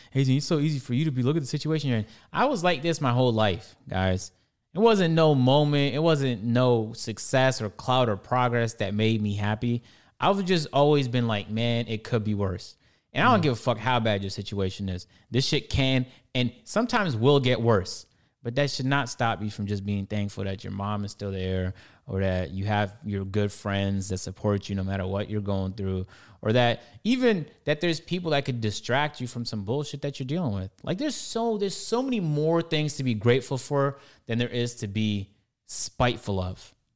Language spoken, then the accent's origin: English; Toronto, Ontario, Canada; I'm Canadian, uh, I'm black, I'm you know I'm from Toronto